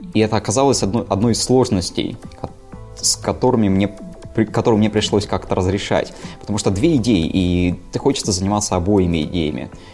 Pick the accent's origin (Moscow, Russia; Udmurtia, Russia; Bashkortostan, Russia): Udmurtia, Russia; Izhevsk; moved away as an adult; now in Saint Petersburg, Russia; я родом из Ижевска, но, наверное, шестой или седьмой год живу в Санкт-Петербурге